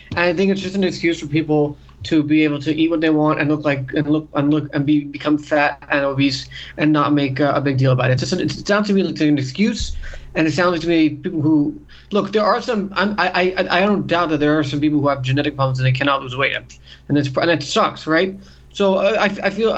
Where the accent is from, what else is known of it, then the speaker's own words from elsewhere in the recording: New York, United States; we're from New York